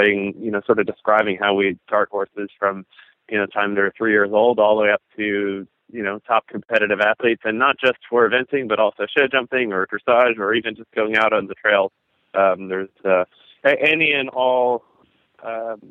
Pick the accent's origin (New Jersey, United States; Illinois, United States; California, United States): New Jersey, United States; I grew up, my parents still live in, my sister as well, still up in New Jersey. We live about an hour west of New York City